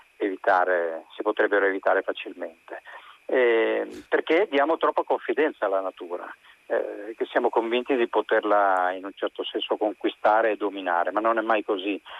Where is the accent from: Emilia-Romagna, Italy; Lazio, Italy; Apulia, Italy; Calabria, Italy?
Lazio, Italy; Rome; io sono romano oltretutto, quindi conosco un po' mm. com'era quell'epoca perché io sono nato subito dopo la guerra nel 1948 e quindi eh, a casa mia si parlava di quello sostanzialmente